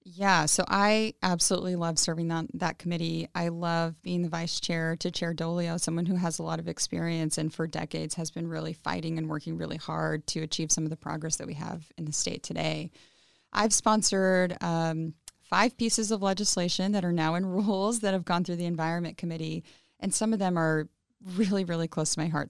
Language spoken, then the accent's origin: English; Pasco, Washington, United States; English is a second language; I grew up in Pasco, Washington